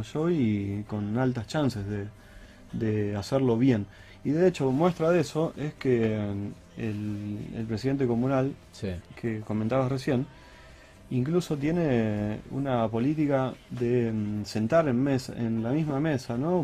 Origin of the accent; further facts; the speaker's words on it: Argentina; como argentino